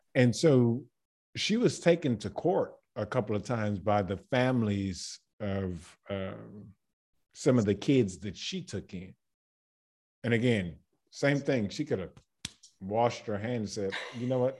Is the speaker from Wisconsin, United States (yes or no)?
no; Baton Rouge, Louisiana, United States; moved away as an adult; now in Zagreb, Croatia; I am from Baton Rouge, Louisiana